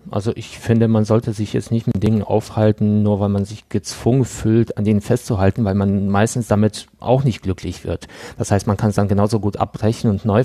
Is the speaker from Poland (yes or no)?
yes; Poland; born there; Also ich bin in Polen geboren und der Teil der Familie ist dort äh, in der Bank oder beim Finanzamt tätig.